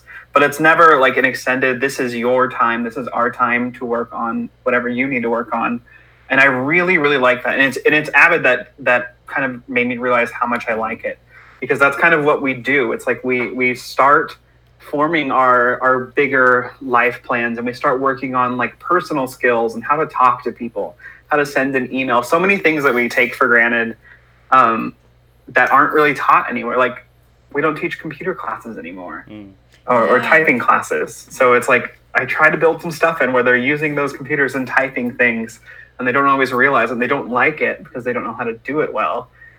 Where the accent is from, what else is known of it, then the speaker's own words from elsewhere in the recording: Stockton, California, United States; I am born and raised in Stockton.